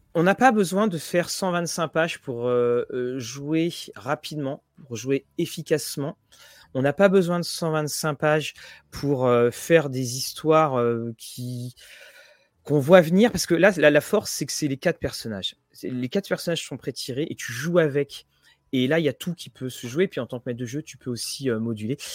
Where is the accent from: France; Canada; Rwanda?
France; Rouen, Normandy; Tout comme Guillaume, on est de Rouen